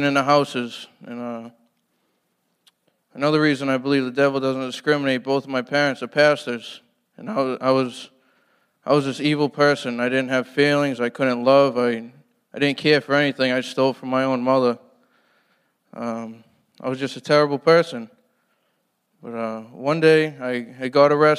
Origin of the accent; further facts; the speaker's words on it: Brockton, Massachusetts, United States; I'm from Brockton, Mass.